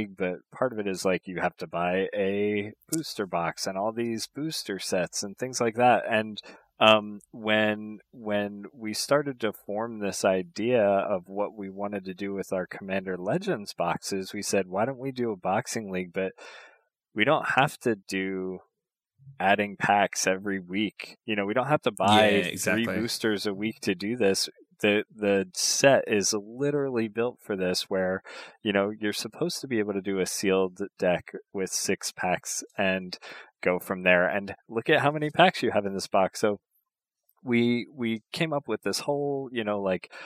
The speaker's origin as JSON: {"language": "English", "area": "Philadelphia area", "region": "Pennsylvania", "country": "United States", "tie": "born or raised there", "said": "I grew up near the Philadelphia area here in the United States"}